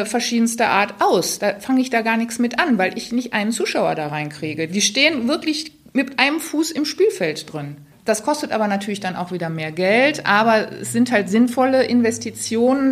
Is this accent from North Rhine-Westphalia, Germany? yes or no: yes; Remscheid, North Rhine-Westphalia, Germany; ich komme ja aus Remscheid